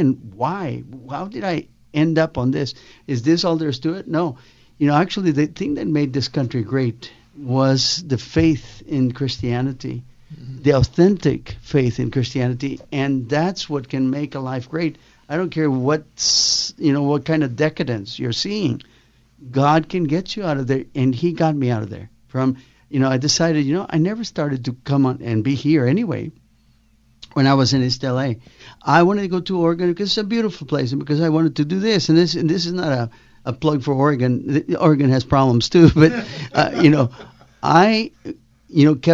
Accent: Guatemala; moved away; I started in Guatemala, Central America

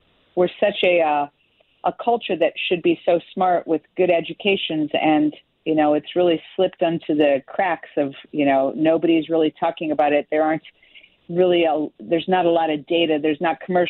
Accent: Chicago, Illinois, United States; I grew up in Chicago area and farmland

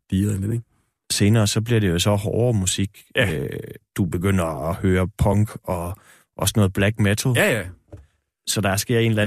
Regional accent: Esbjerg, Southern Denmark, Denmark; moved away; den subkultur, der var ret fremme i min ungdom i Esbjerg også.

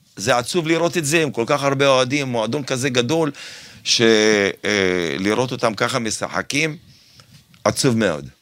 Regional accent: Kfar Saba, Central District, Israel; born or raised there; now in Herzliya, Israel

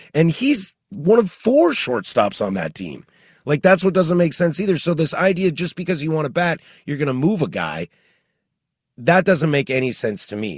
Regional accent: the Northwest, Pacific Northwest, United States; born and raised in the Northwest, like the rain and the snow and stuff

